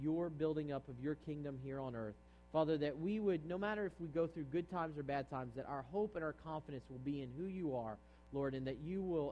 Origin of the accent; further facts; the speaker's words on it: East Coast, United States; now in San Jose, United States; I'm from the East Coast